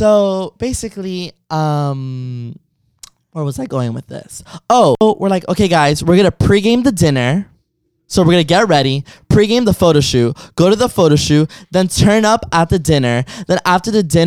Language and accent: English; Miami, Florida, United States